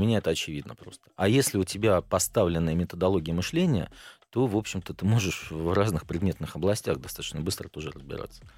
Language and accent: Russian; Klin, Moscow Oblast, Russia; moved away as an adult; now in Moscow, Russia; Родился я в Подмосковье, город Клин, так. Московской области. Там прожил до 29 лет, потом переехал в Москву.